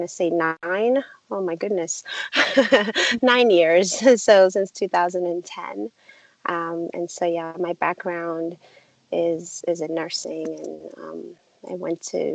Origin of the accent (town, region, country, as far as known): Nigeria; born or raised there; now in United States